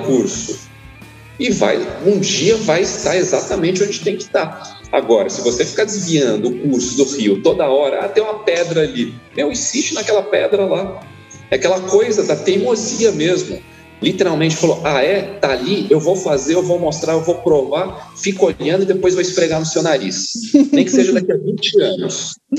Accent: São Paulo, Brazil; now in Poços de Caldas, Brazil; Eu nasci em São Paulo, capital, em 1980

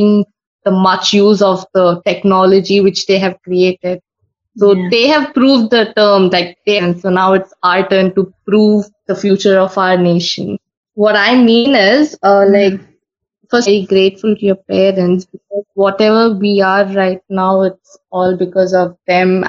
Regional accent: Mangalore, Karnataka, India; I am from Karnataka, Mangalore.

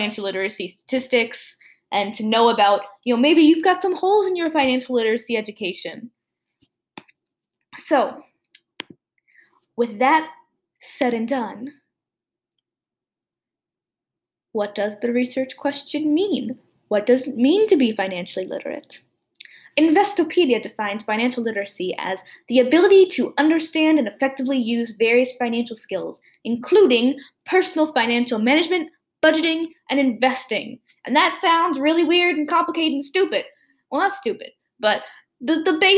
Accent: United States; I'm American

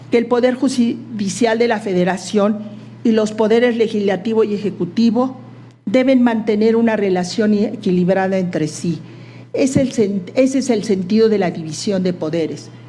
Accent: Mexico; Servir a mi país desde la Corte será para mí como mexicana, mujer y abogada la oportunidad de contribuir a la consolidación de un sistema judicial

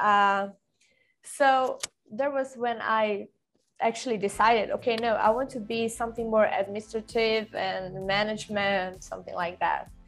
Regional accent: Sweden; English is a second language; also born or lived in Brazil / Stockholm; when I was nine, actually, because uh, it was when I moved from Brazil to Sweden with my family

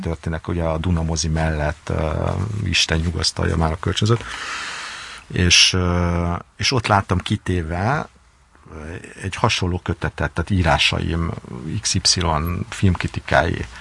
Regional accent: Hungary; engem, mint magyar újságírót.

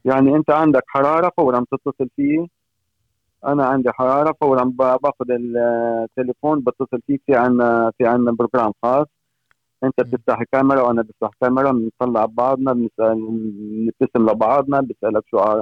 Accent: Syria; moved away as an adult; also born or lived in Norway; now in Fredrikstad, Norway; من سوريا أنا آه، عايش فني بالنرويج حوالي 22 سنة

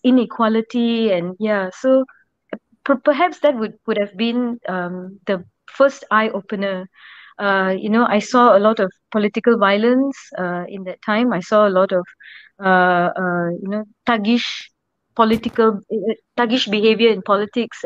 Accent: Ipoh, Perak, Malaysia; moved away as an adult; also born or lived in Gopeng, Perak / Penang; I grew up in Ipoh

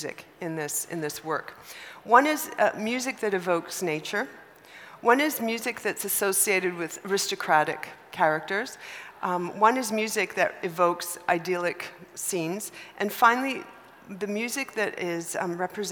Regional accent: Canada; me being Canadian

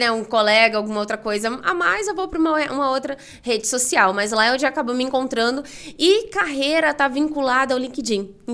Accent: Rio de Janeiro, Brazil; now in São Paulo, Brazil; Eu comentei que vim do Rio, né? Então, vim do Rio para São Paulo, não tenho família aqui, né?

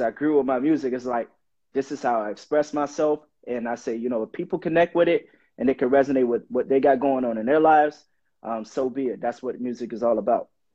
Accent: Miami Gardens, Florida, United States; I'm originally from Miami, Florida. I grew up in Miami Gardens, born and raised.

